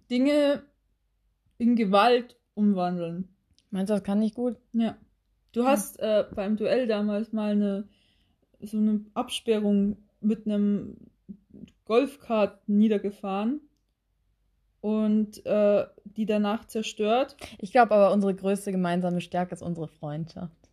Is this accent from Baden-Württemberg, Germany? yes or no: no; Oldenburg, Lower Saxony, Germany; Ich komme aus Oldenburg, da gibt es keine wahre